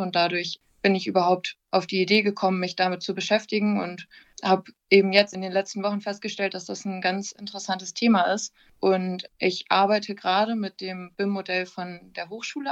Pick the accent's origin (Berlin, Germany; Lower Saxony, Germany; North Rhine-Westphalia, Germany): Lower Saxony, Germany; Wilhelmshaven; also born or lived in Oldenburg; ich komme ursprünglich aus Wilhelmshaven